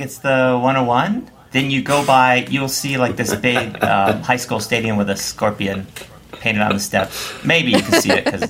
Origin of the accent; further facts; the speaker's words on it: Camarillo, California, United States; I grew up in SoCal. I grew up in Camarillo.